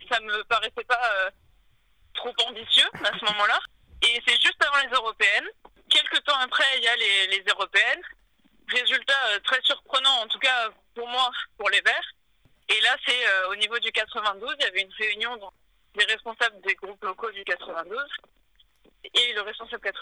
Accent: Boulogne-Billancourt, Île-de-France, France; also born or lived in Sèvres; Depuis que je suis née. Enfin, je suis née à Sèvres, mais … euh, a toujours vécu à Boulogne villancourt

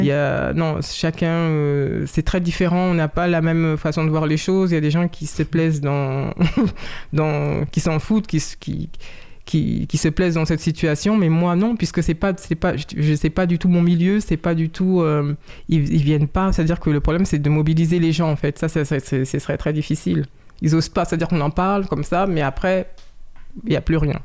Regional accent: Saint-Cloud, Île-de-France, France; Je suis né en France, euh, à Saint-Cloud, dans les Hauts-de-Seine

